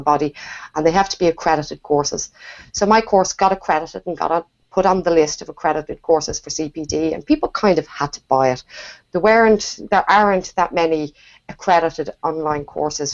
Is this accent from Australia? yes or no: no; Dublin, Leinster, Ireland; I'm from Dublin in Ireland.